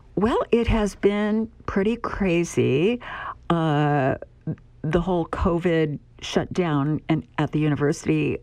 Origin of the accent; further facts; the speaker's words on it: Pennsylvania, United States; also born or lived in Southwest Virginia; now in Nebraska, United States; I'm originally from Pennsylvania and before I moved to Nebraska, I lived in Southwest Virginia